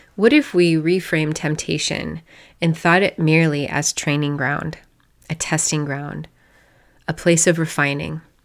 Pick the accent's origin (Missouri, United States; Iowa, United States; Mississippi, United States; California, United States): Iowa, United States; I'm a girl from Iowa